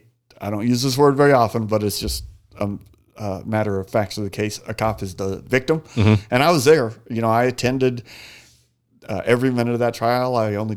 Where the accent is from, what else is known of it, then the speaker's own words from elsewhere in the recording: Phoenix, Arizona, United States; Phoenician, 48 years old now, and can't believe I'm getting ready to go through another summer here.